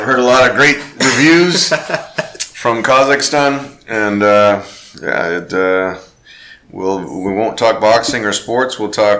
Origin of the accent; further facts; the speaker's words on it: Los Angeles, California, United States; I was born here in Los Angeles, but my parents are both from Germany. So they actually came to America separately and met each other here in Los Angeles. And I wasn't raised necessarily with German